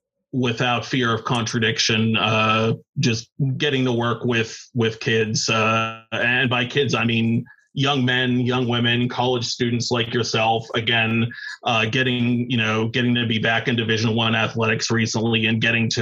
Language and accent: English; Pittsburgh, Pennsylvania, United States; I ended up working for two of the most powerful radio stations in my hometown of Pittsburgh, PA.